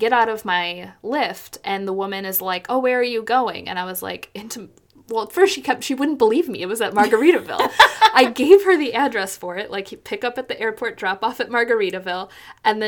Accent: San Antonio, Texas, United States; other people and myself are from San Antonio

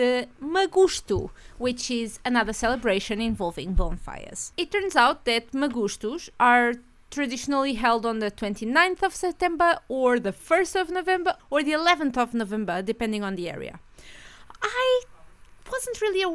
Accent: Portugal; in our area, when I was little, people were still doing this

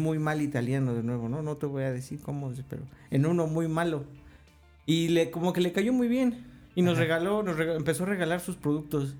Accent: Mexico; soy de México

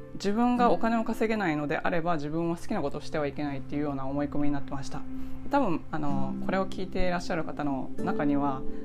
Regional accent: Kansai, Japan; 私はあの関西で育って親が自営業だったんですけど

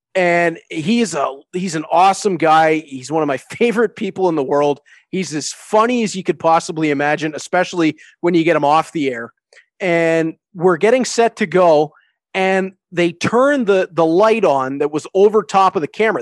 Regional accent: Hamilton, Ontario, Canada; I get to be the voice of hockey in my hometown

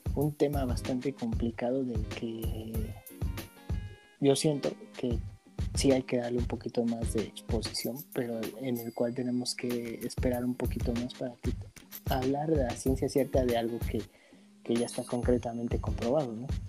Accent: Mexico; nosotros los mexicanos

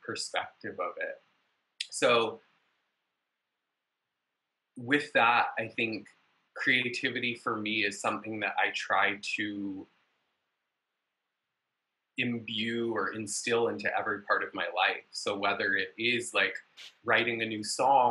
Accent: Vancouver, British Columbia, Canada; now in Los Angeles, United States; I was born in Vancouver, BC, up in Canada, but been in Los Angeles for quite a while.

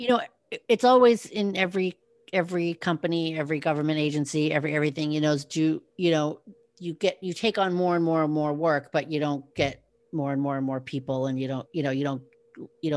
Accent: West Coast, United States; moved away; I grew up in the West Coast, and then I moved to the East Coast

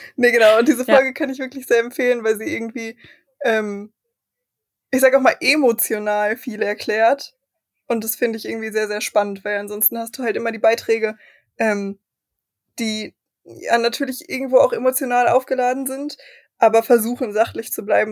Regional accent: Germany; wir als Deutsche

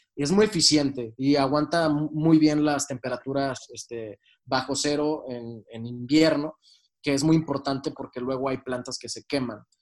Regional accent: Mexico; siendo mexicanos

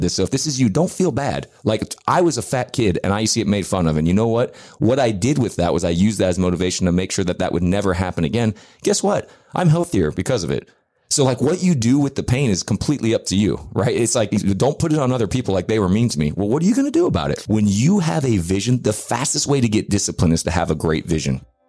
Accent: United States; also born or lived in Dallas, Texas; I'm American

